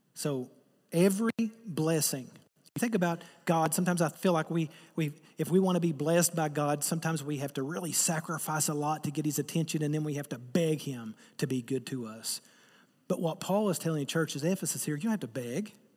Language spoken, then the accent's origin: English; Eastern Kentucky, United States; I'm from Eastern Kentucky